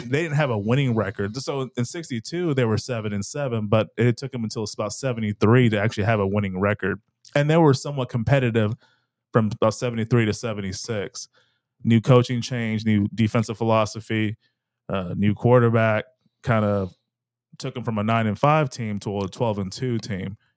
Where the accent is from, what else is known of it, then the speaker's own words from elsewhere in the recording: Texas, United States; I'm from Texas, so I call every soda Coke.